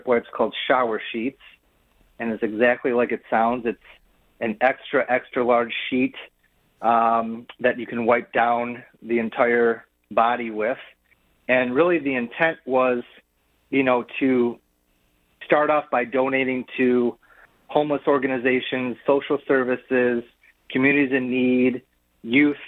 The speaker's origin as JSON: {"language": "English", "town": "Detroit", "region": "Michigan", "country": "United States", "tie": "born or raised there", "said": "I'm born and raised in Detroit. I do my business in Detroit. I live in Detroit with my family."}